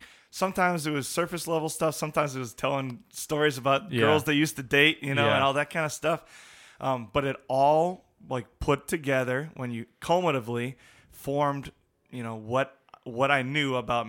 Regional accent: La Crosse, Wisconsin, United States; there were just awesome men in our congregation that I grew up in La Crosse

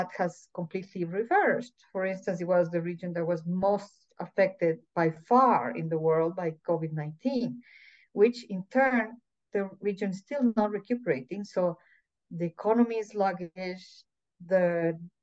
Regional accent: Ecuador; also born or lived in El Salvador; I am from Ecuador.

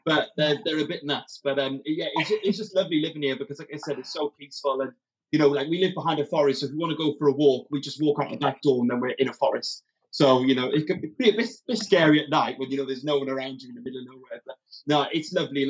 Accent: Wales, United Kingdom; now we've now moved back to Wales. So obviously, as a Welshman, I love it here

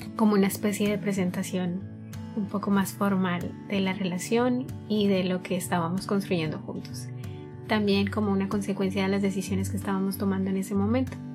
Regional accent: Colombia; soy de Colombia y tengo 25.

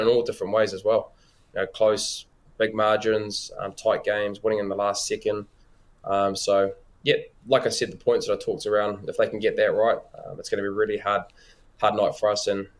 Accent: New Zealand

